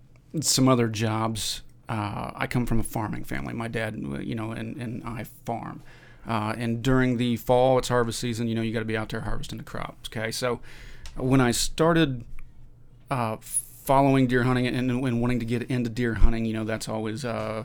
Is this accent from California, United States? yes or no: no; Indiana, United States; I born and raised in Indiana, live in southeastern Indiana.